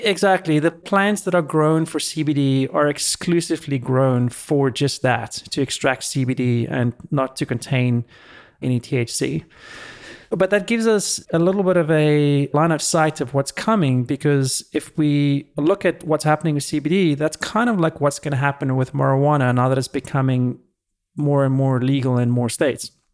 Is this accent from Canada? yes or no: no; South Africa; now in California, United States; when I was growing up in South Africa